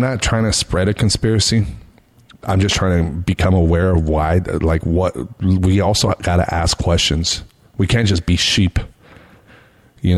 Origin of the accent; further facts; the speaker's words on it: Las Vegas, Nevada, United States; in my hometown on the strip.